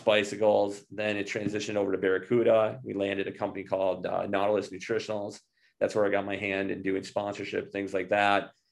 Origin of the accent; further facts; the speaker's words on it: Minneapolis, Minnesota, United States; I grew up in Minneapolis